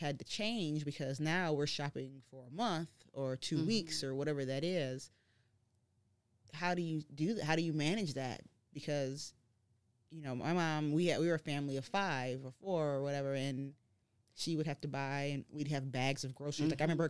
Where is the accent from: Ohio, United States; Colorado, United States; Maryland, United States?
Ohio, United States; Shaker Heights; I grew up in Shaker Heights, Beachwood.